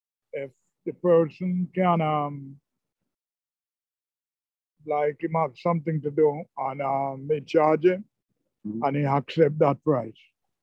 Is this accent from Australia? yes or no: no; Jamaica; moved away as an adult; Yeah, I'm from Jamaica.